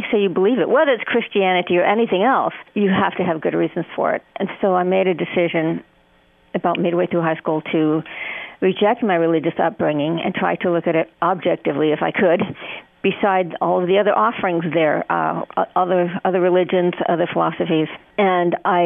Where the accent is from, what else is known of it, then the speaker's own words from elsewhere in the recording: New Mexico, United States; I was in New Mexico, and it was a very, very secular state